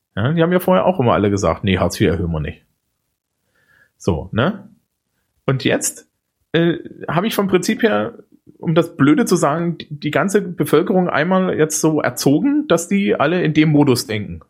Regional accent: East Germany, Germany; Bei uns im Osten

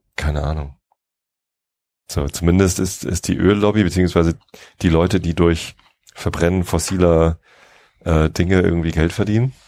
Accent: Lower Saxony, Germany; Ich bin ja aufgewachsen in Niedersachsen, ich wohne hier, aber es ist halt Speckgürtel Hamburg

